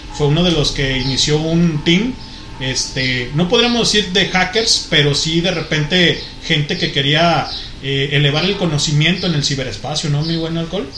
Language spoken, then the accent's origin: Spanish; Guadalajara, Jalisco, Mexico; Pues de Guadalajara